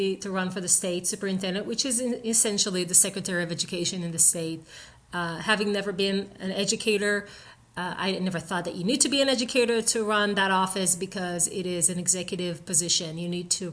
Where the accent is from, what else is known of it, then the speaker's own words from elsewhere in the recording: Israel; now in United States; I grew up in Israel with the American dream sewed in my heart since a very young age